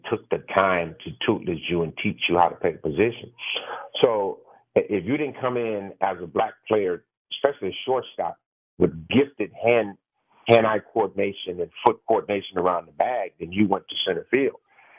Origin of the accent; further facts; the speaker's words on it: Los Angeles, California, United States; I had two earrings in my ear and I came from Los Angeles.